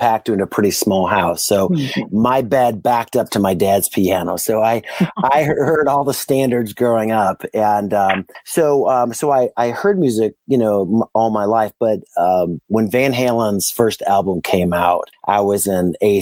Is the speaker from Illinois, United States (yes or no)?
yes; Chicago, Illinois, United States; moved away as an adult; now in Henderson, United States; I'm originally from Chicago, so I lived there for most of my life